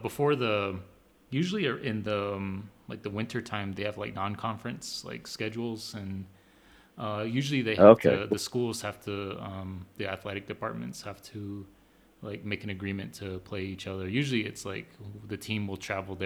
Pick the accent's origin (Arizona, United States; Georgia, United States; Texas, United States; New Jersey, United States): Arizona, United States; also born or lived in North Dakota; I'm from Arizona